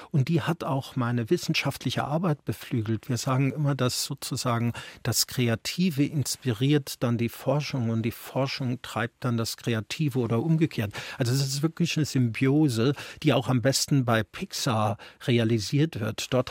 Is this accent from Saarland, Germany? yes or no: yes; Saarland, Germany; Also ich habe dem Saarland ja sehr viel zu verdanken. Zum einen ist es meine Heimat und natürlich auch noch ein, ein gutes Stück emotionale Heimat geblieben.